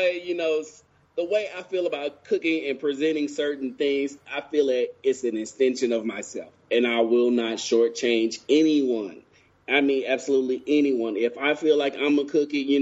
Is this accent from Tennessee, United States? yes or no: yes; Brownsville, Tennessee, United States; the way I grew up in West Tennessee, Brownsville to be exact, we was taught to cook over fire